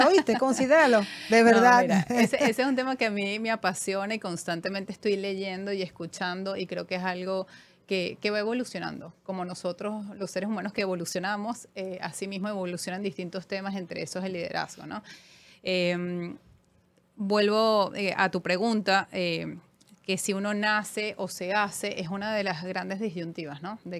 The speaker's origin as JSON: {"language": "Spanish", "town": "Caracas", "region": "Capital District", "country": "Venezuela", "also_born_or_lived": "Panama", "said": "eh, sí, soy venezolana, he vivido por supuesto en Venezuela, caraqueñísima, de, de corazón. Eh, Viví en Panamá en una época de mi vida."}